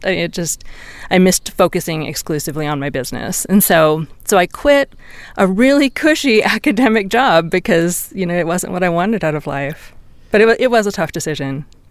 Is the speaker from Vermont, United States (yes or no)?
no; Seattle, Washington, United States; also born or lived in Santa Cruz, California / Bay Area, California / Arizona / Silicon Valley; now in Reno, United States; I grew up in Seattle and I spent many years in Northern California in Santa Cruz and the Bay Area and then a few years in Arizona